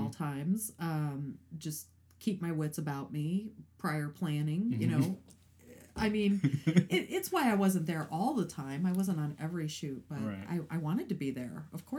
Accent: Highland, Indiana, United States; moved away as an adult; also born or lived in East Chicago, Indiana; I was born in East Chicago. Grew up in Highland, all right. Indiana.

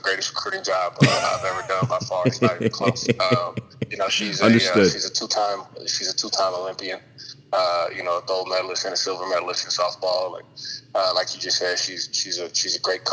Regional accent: Los Angeles, California, United States; growing up in Watts

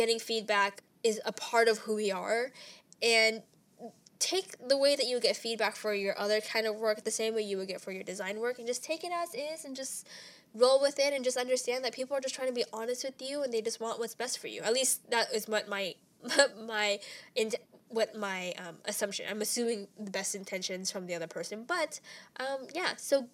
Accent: Ontario, California, United States; now in Los Angeles, United States; my hometown, Ontario

